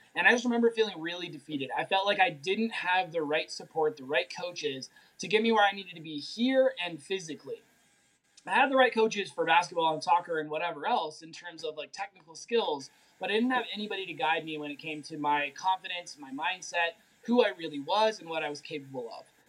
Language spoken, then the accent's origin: English; Durango, Colorado, United States; I am from Durango, Colorado